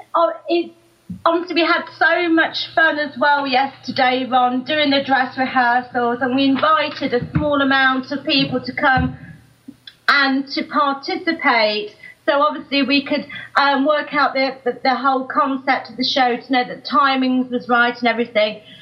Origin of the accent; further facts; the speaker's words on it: Nottingham, East Midlands, United Kingdom; I'm from Nottingham